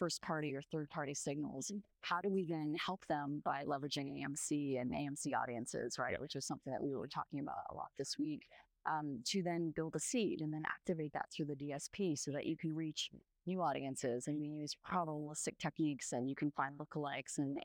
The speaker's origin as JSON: {"language": "English", "country": "Canada", "tie": "born or raised there", "also_born_or_lived": "Latin America / London", "moved": "yes", "lives_now": "Bay Area, California, United States", "said": "I grew up in Canada"}